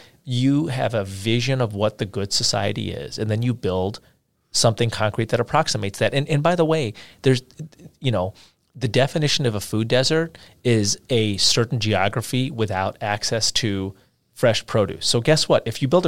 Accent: India; you know, I'm from India and I've spent months there over the course of my life

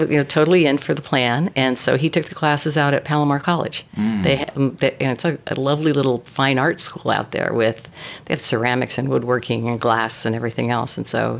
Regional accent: San Diego, California, United States; also born or lived in Los Angeles, United States; now in Carlsbad, United States; I grew up in San Diego, so we started looking in North County and found this place, found Carlsbad, which we love.

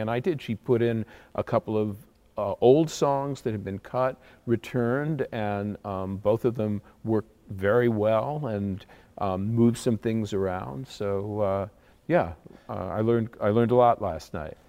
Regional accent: Connecticut, United States; We have a little professional theater in my hometown in Connecticut

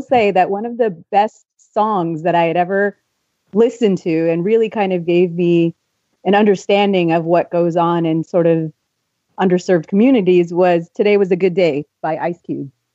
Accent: just outside of Los Angeles, California, United States; I grew up in California, just outside of Los Angeles in the eighties and nineties.

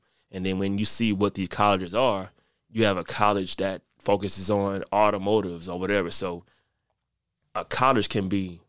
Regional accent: New Orleans, Louisiana, United States; Because I'm originally from New Orleans. My dad was in the military, so I went to go live with him. I went to four high schools in 4 years, right?

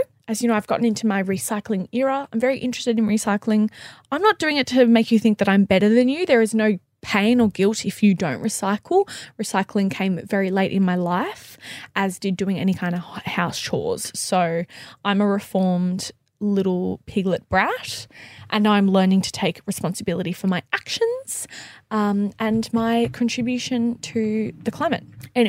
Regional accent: Melbourne, Victoria, Australia; Sorry, guys. I'm from Melbourne.

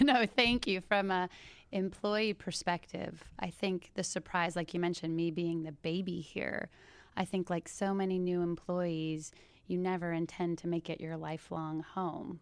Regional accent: Bellevue, Washington, United States; now in Palm Beach, United States; originally I grew up in Bellevue, Washington, right outside of Seattle.

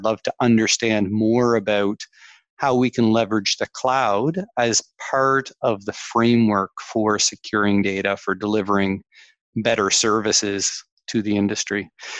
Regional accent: Canada; accent: Canadian; probably tell from the accent, Canadian accent, I grew up in Canada

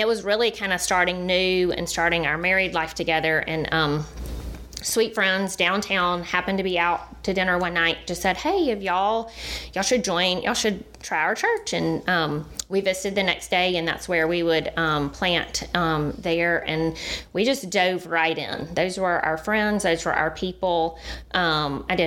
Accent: Dothan, Alabama, United States; now in Birmingham, United States; I grew up in Dothan.

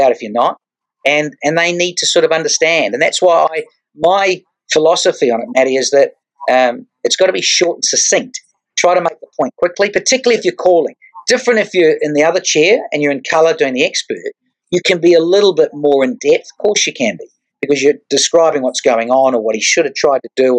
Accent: New Zealand; moved away as an adult; now in Australia; I moved from New Zealand to Australia

